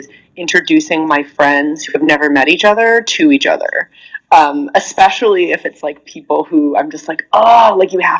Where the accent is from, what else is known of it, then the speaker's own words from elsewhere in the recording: Iowa, United States; I'm from Iowa. Like Iowa in the like late 90s